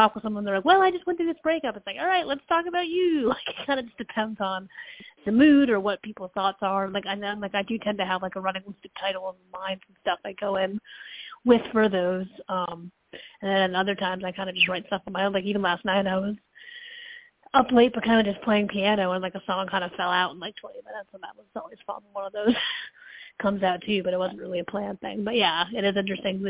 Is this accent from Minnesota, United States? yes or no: no; Connecticut, United States; also born or lived in Massachusetts; now in Tennessee, United States; I'm from Connecticut